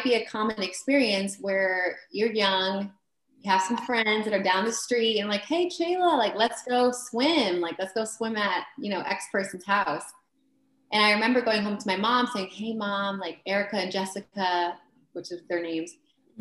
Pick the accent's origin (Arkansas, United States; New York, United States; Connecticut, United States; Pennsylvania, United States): Connecticut, United States; Bridgeport; moved away as an adult; also born or lived in Stratford, Connecticut; Bridgeport is the best city in the entire country. And I love where I grew up.